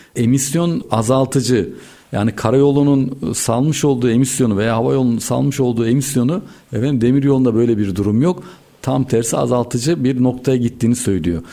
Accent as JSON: {"language": "Turkish", "country": "Turkey"}